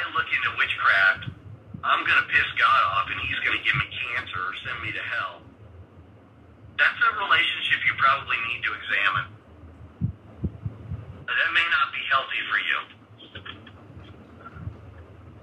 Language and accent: English; the Bible Belt, the South, United States; I grew up in the Bible Belt